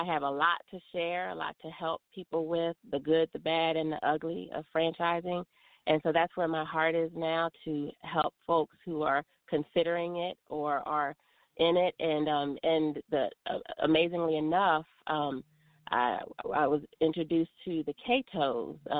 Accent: Maryland, United States; moved away as an adult; now in Smyrna, Georgia, United States; I'm originally from the Mid-Atlantic region. I grew up in Maryland

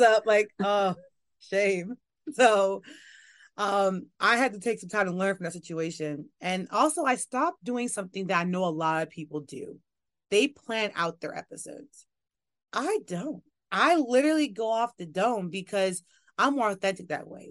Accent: New York, United States; moved away as an adult; also born or lived in Louisiana; now in Washington, D.C., United States; I am from New York. I am a New York girl born and raised.

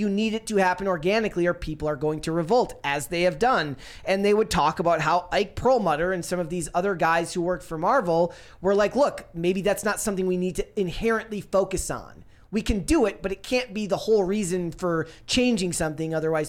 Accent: Minnesota, United States

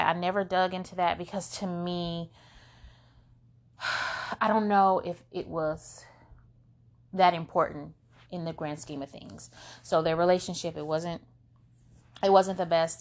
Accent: Flint, Michigan, United States; We're from Flint, Michigan

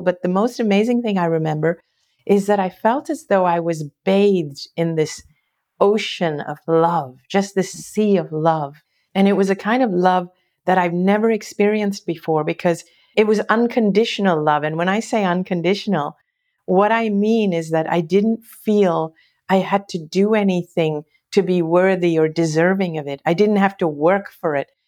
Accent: Hong Kong; I grew up in Hong Kong

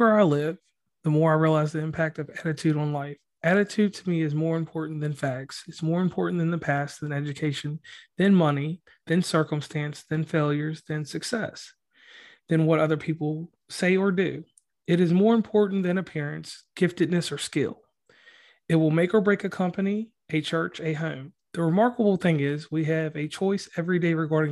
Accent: West Virginia, United States; I'm from West Virginia

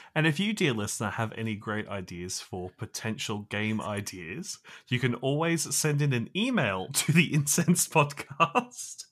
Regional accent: Australia; as an Australian

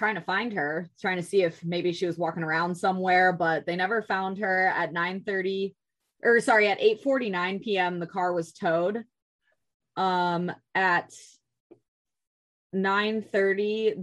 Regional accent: Minnesota, United States; I grew up in Minnesota

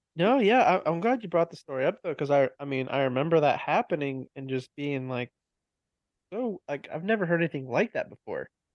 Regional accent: Pennsylvania, United States; moved away; I grew up in Pennsylvania

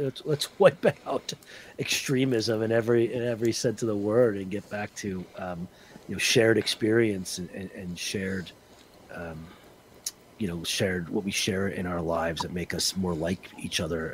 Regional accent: New Jersey, United States; Growing up in Northern New Jersey, Roman Catholic, you can't be at your adulthood.

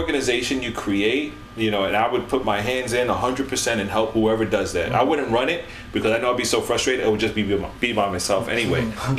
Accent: Atlanta, Georgia, United States; if you're in Atlanta, it's like, yeah, it's my hometown.

